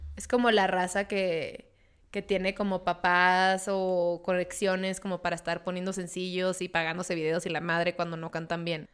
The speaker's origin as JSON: {"language": "Spanish", "town": "Mexicali", "region": "Baja California", "country": "Mexico", "tie": "born or raised there", "moved": "yes", "said": "yo soy oriunda de Mexicali, soy por ende cachanilla."}